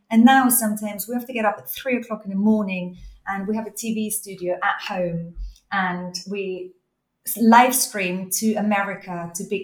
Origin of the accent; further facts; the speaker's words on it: Austria; I know. Growing up in Austria, I could knock back a schnapps.